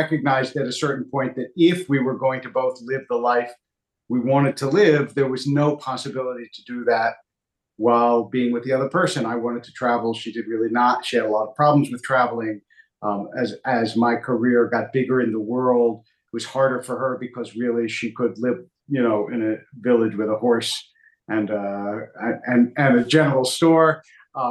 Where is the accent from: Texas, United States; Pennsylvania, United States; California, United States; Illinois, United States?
Pennsylvania, United States; Philadelphia; moved away; also born or lived in Hackensack, New Jersey; I grew up in Philadelphia, also